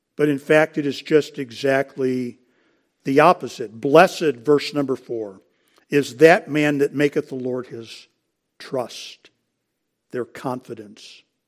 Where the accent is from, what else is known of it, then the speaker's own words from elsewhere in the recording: United States; as American Christians